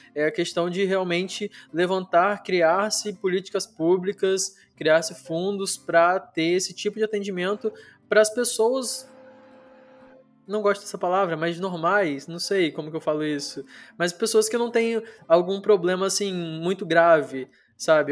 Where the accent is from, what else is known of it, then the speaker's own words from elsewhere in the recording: Brazil; Brasil, que é onde eu tô, de onde eu sou, onde eu nasci